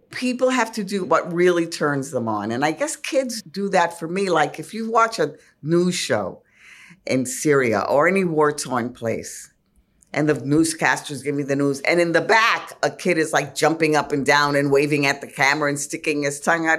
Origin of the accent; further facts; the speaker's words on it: New York City, New York, United States; Though I'm a New Yorker, I was really a small town kid, the town being El Bronx